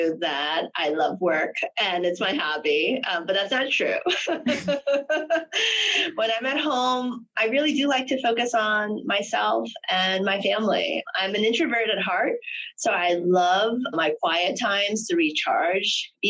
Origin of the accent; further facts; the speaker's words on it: Hong Kong; I'm originally from Hong Kong, and I am, you know, the royal family lover.